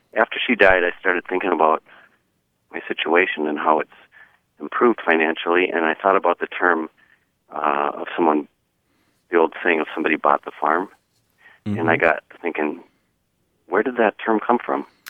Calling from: North Branch, Minnesota, United States; I'm calling from North Branch, Minnesota

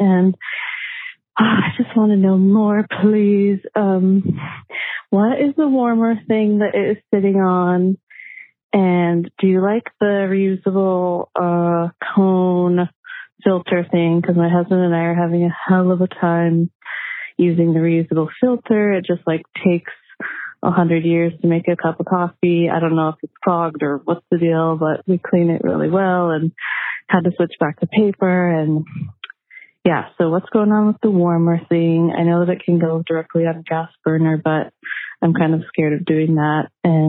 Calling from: San Juan Islands, Washington, United States; Hi, Allison. … I'm calling from the San Juan Islands in Washington State.

